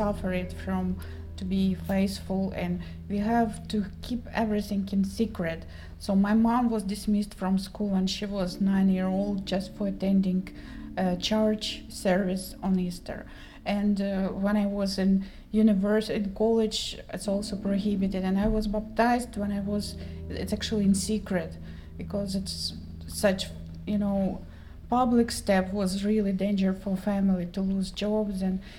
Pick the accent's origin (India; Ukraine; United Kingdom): Ukraine; moved away as an adult; now in United States; I was born in Ukraine, which was part of Soviet Union, and faith was persecuted, and all my family actually suffered from to be faithful